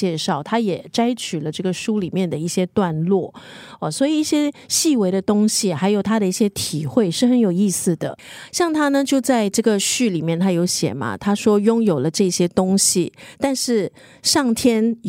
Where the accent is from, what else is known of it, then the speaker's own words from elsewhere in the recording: Beijing, China; 那像我呢，我印象很深刻的就是以前小时候在北京吃的地摊的那个烤地瓜，因为那个时候真的很冷